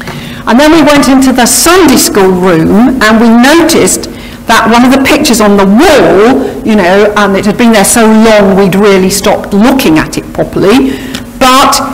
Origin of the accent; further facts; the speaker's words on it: Harrow, London, United Kingdom; also born or lived in Wales; I grew up in the Harrow area and came here when I was a youngster